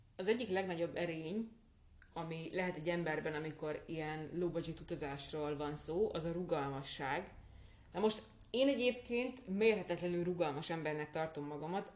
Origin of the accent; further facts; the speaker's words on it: Hungary; Magyarországról jövünk